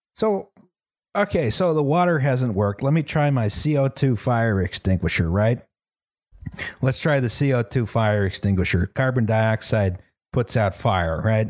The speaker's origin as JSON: {"language": "English", "country": "United States", "said": "I'm from America"}